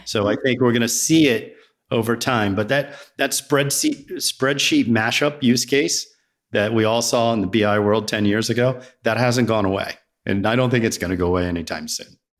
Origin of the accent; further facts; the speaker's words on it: Virginia, United States; also born or lived in Riverside, New Jersey / New Jersey; now in Roswell, United States; I was born in a small, small town called Riverside, New Jersey. It's where my grandparents lived. And then I grew up in Virginia